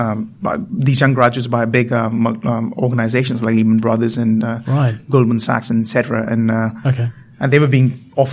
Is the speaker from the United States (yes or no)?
no; India; moved away as an adult; now in Australia; I grew up in India, and I came to Australia when I was 18